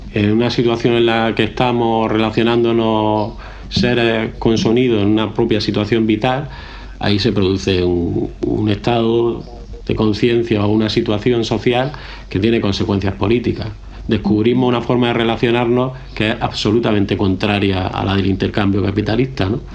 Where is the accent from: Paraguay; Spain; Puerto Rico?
Spain; Granada, Andalusia; nací en Granada, ciudad